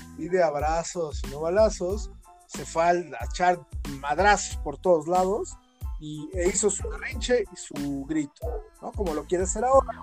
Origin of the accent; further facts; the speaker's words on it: Mexico; todos nosotros los mexicanos